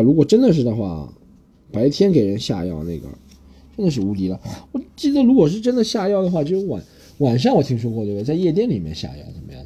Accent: Shanghai, China; 我是个上海人

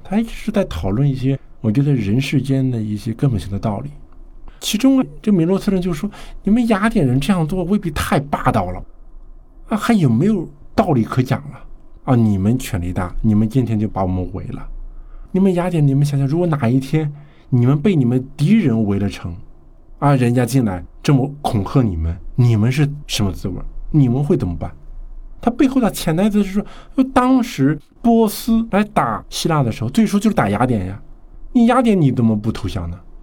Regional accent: China; 并且是和我们中国人时空上距离非常遥远的一个地方所发生的一场战争啊

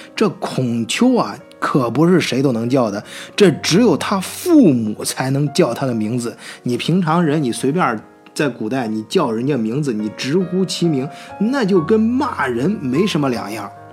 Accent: China; 我们中国人

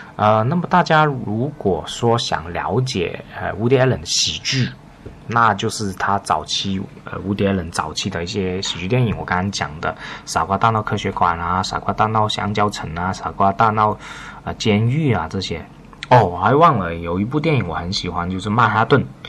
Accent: China; 我们作为大陆人是完全看不懂

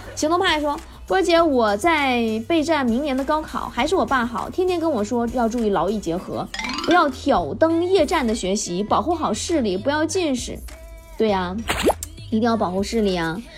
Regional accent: Northeast China, China; 咱们东北人要有自己的个性

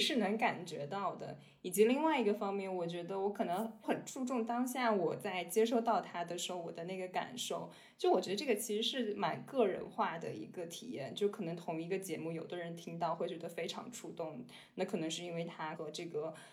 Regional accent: Xinjiang, China; moved away; 我小时候是在新疆长大的

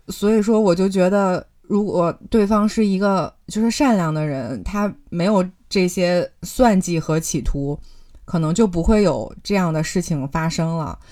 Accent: China; 我觉得我们中国人是不怕吃苦的

